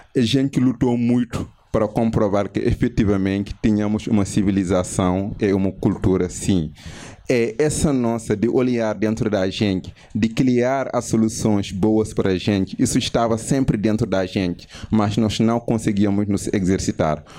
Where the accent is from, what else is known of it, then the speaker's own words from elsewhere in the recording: Senegal; Portuguese is a second language; moved away as an adult; now in Brazil; eu sou do Senegal